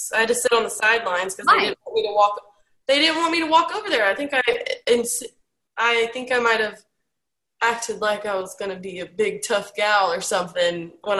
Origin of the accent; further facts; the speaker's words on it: Ennis, Texas, United States; moved away as an adult; also born or lived in Corsicana, Texas; I am from really small town south of Dallas, Ennis, but I was born in Corsicana, and very small town life.